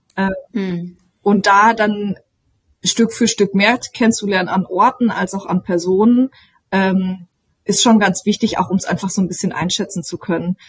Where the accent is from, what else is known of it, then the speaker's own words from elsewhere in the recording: Lüdenscheid, North Rhine-Westphalia, Germany; also born or lived in Duisburg; now in Berlin, Germany; ich komme ursprünglich äh, aus Lüdenscheid, das heißt vom Rand des Ruhrgebiets